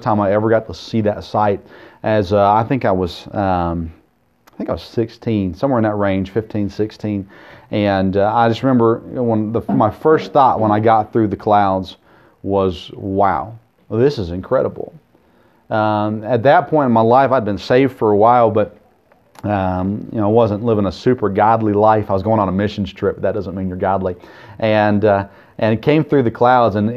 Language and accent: English; Murfreesboro, Tennessee, United States; I grew up in Murfreesboro